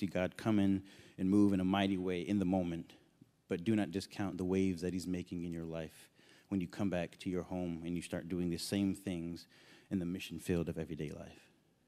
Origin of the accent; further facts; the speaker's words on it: New York, United States; I was born and raised in New York, so I thought going back was going to be really easy.